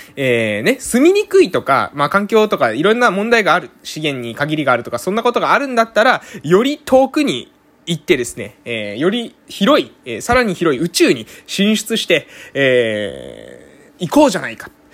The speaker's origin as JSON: {"language": "Japanese", "area": "Amami Oshima", "region": "Kagoshima", "country": "Japan", "tie": "born or raised there", "said": "鹿児島県の奄美大島のえ某村に生まれて、今ですね、地域おこし協力隊として自分の村にいる"}